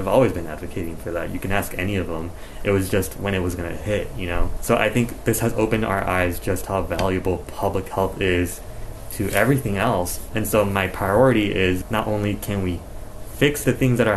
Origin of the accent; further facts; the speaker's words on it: Las Vegas, Nevada, United States; also born or lived in East Los Angeles, California; I moved to Vegas when I was a toddler. So have been raised in Nevada for most of my life. I consider myself a native Nevadan just because this is where I was raised